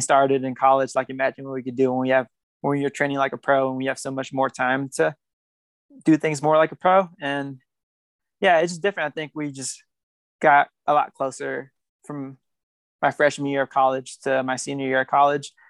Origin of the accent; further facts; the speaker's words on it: Fairfield, California, United States; accent: American; also born or lived in Guatemala; now in Flagstaff, United States; I grew up in Northern California and Northern California is really diverse